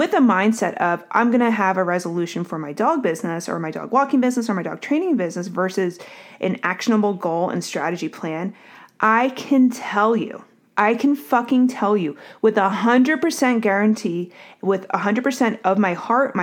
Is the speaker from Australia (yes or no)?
no; Northeast, United States; also born or lived in New Jersey; now in Durham, United States; I'm from the Northeast